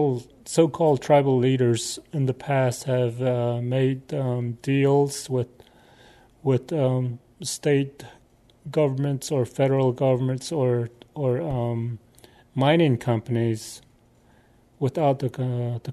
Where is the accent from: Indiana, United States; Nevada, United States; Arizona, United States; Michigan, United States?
Arizona, United States; I'm a First Nations person originally from Arizona. I'm from the Navajo Nation